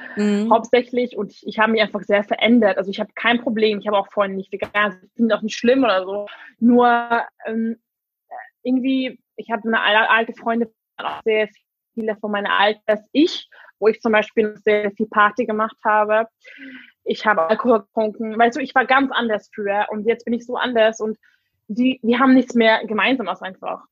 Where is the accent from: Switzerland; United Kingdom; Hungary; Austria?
Hungary; first language English and Hungarian; German is a second language; moved away as an adult; now in Berlin, Germany; Ursprünglich komme ich aus Ungarn, ähm, aber ich bin mit Englisch und Ungarisch aufgewachsen.